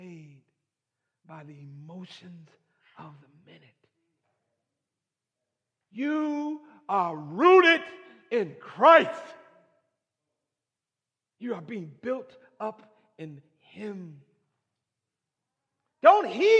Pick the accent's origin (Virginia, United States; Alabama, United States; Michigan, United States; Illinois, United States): Michigan, United States; I was raised in Michigan